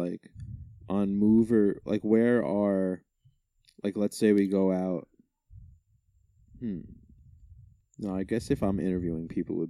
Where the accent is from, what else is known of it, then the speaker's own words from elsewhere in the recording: Massapequa, New York, United States; I'm from Massapequa.